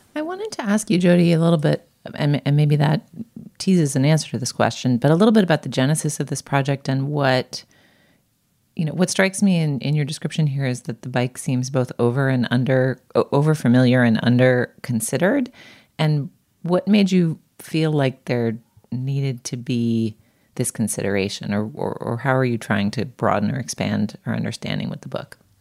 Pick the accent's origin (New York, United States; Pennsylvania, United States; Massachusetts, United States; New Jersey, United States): Massachusetts, United States; Boston; moved away; I grew up in Boston